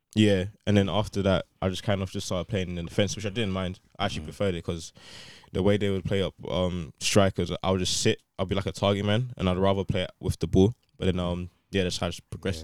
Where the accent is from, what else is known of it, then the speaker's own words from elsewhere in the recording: London, United Kingdom; growing up in London